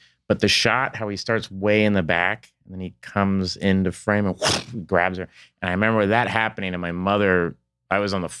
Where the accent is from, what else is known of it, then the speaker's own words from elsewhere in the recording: Tulsa, Oklahoma, United States; moved away as an adult; now in Los Angeles, United States; I grew up in Tulsa, Oklahoma.